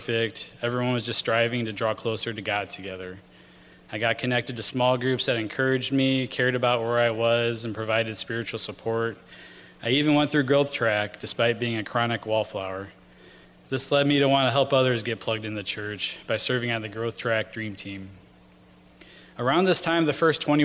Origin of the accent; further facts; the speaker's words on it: Rockford, Illinois, United States; I grew up in Rockford, Illinois